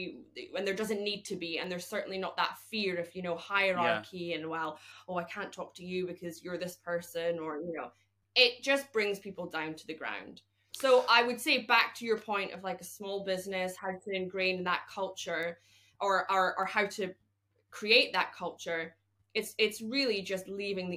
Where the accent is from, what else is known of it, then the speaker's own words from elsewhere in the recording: Scotland, United Kingdom; as a Scottish woman